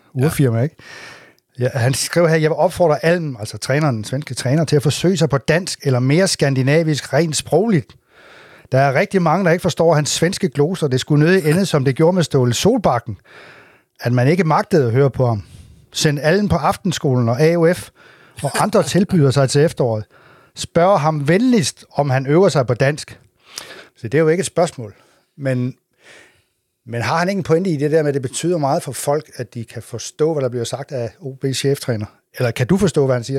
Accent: Assens, Southern Denmark, Denmark; den kant, hvor jeg kommer fra

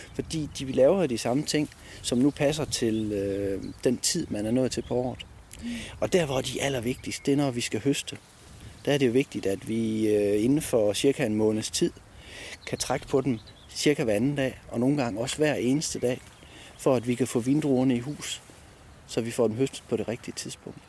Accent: Denmark; her hjemme i Danmark

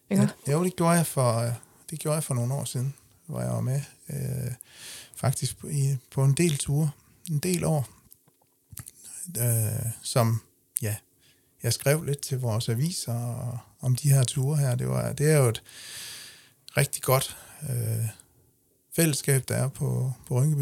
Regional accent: Denmark; accent: Jutlandic; moved away as an adult; now in Funen, Denmark; bund, bund, bundedialekt fra, fra Jylland

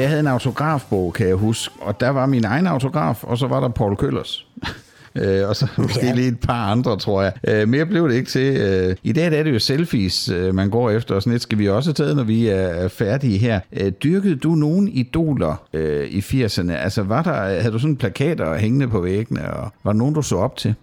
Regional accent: Sønderborg, Southern Denmark, Denmark; Jeg er jo opvokset i Sønderborg, hvor jeg også bor i dag

